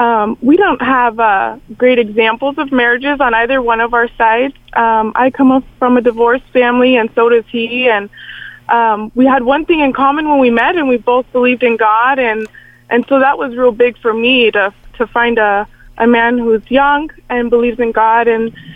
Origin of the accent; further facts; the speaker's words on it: Arizona, United States; where I grew up in Arizona